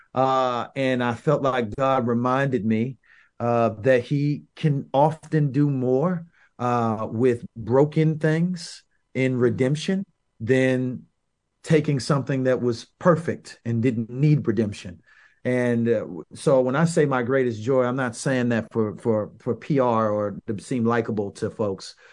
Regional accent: St. Petersburg, Florida, United States; I'm from South Side of Saint Petersburg, another South Side of the city, but very different from South Si-, South Side Tampa

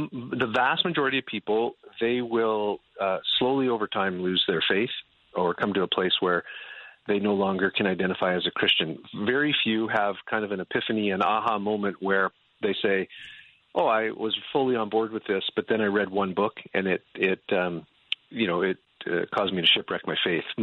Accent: Canada; now in United States; well, I haven't had to shovel my driveway since I've been here, and I'm originally from Canada.

